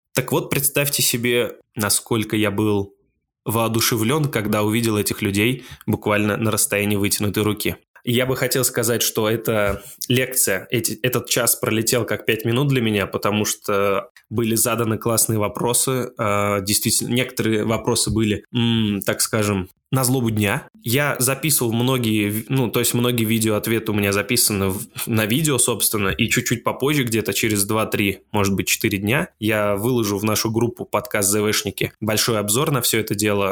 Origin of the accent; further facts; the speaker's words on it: Russia; я из России